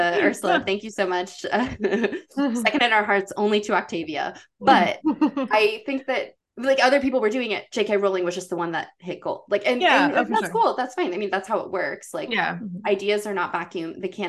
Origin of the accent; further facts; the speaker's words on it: the South, United States; I grew up in the South